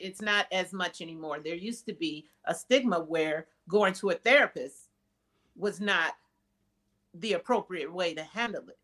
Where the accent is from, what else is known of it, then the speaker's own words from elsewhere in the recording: Wisconsin, United States; moved away; I'm originally from Wisconsin